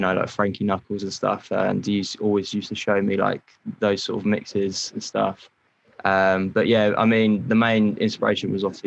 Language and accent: English; Portsmouth, South East England, United Kingdom; I'm basically from Portsmouth, and that's where I was born and raised